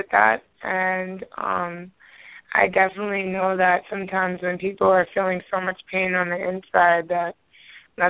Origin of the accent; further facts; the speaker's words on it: Hawaii, United States; now in Omaha, United States; I'm from Hawaii, but I live in Omaha